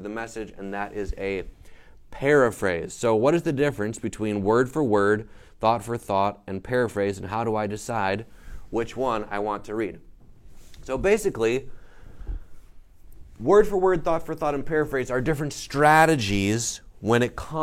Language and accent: English; the North, United States; I'm from the North, Northerner.